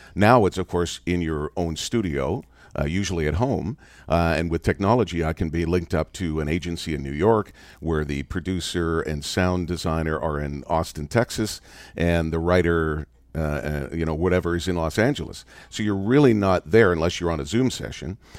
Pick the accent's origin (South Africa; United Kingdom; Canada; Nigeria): Canada; I grew up in Canada